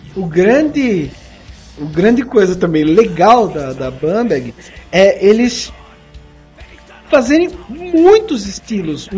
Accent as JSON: {"language": "Portuguese", "town": "Sorocaba", "region": "São Paulo", "country": "Brazil", "accent": "sorocabana", "said": "minha pronúncia sorocabana"}